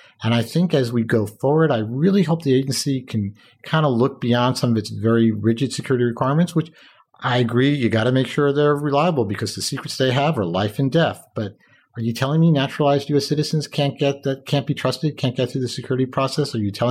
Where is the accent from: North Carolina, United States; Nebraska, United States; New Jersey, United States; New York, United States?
New York, United States; Westchester; I grew up in Westchester.